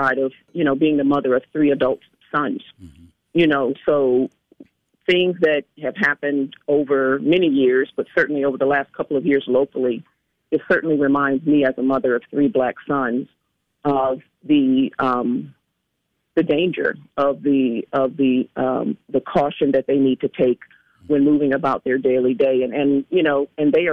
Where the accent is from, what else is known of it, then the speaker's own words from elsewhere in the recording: Washington, District of Columbia, United States; I was born and raised in Washington, D.C.